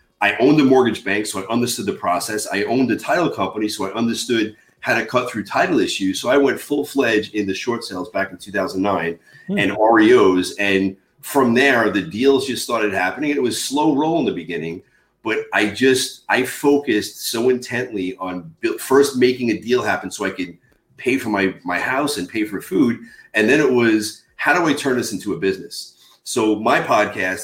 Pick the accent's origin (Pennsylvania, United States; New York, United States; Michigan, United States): New York, United States; Long Island; born and raised in Long Island, New York